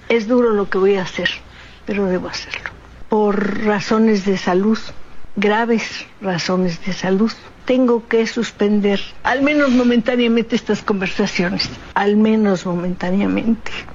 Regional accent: Mexico City, Mexico; also born or lived in San Felipe Torres Mochas, Guanajuato / San Luis Potosí; Yo era muy niña cuando llegué a la Ciudad de México, de haber tenido unos cinco años

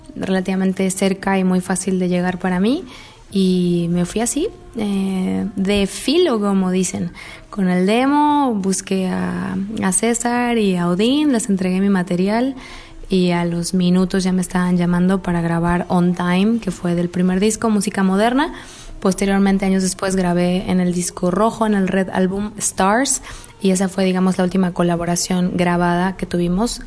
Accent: Mexico City, Mexico; now in Guadalajara, Mexico; yo nací en Guadalajara y al mes prácticamente me mudé a la Ciudad de México y a los tres años de edad entré a esta escuela que cuando menos estaba ubicada en Coyoacán

